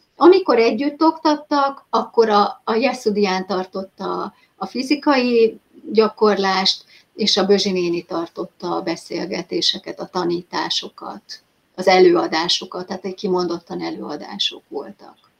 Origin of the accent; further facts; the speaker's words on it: Hungary; hogyha magyarként te ki tudtál jutni, ugye az én időben már 93-ban